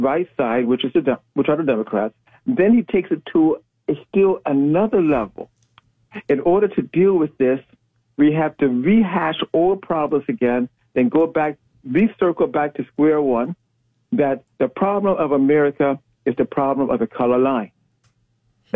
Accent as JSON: {"language": "English", "town": "Chicago", "region": "Illinois", "country": "United States", "said": "We're both from the South Side"}